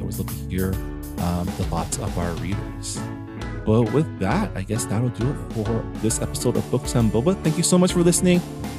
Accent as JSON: {"language": "English", "town": "San Gabriel", "region": "California", "country": "United States", "tie": "born or raised there", "said": "San Gabriel is my hometown"}